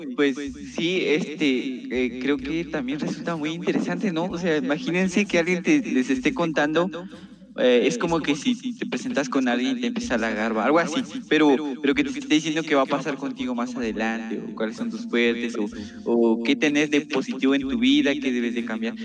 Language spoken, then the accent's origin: Spanish; San Marcos, Guatemala; yo soy de San Marcos